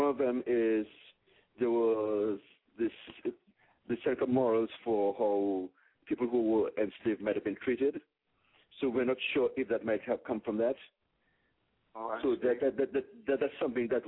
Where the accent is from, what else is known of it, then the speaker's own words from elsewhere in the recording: Dominica; now in New York, United States; I'm originally from Dominica.